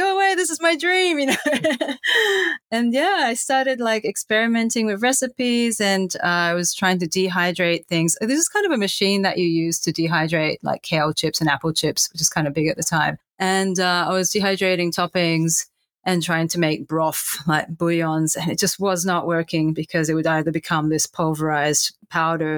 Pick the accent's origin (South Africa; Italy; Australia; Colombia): Australia; moved away; also born or lived in Japan / Hong Kong; I grew up in Australia. So I was born in Japan, but my family and I, we all moved to Australia when I was 10 months old. So essentially, I grew up as an Aussie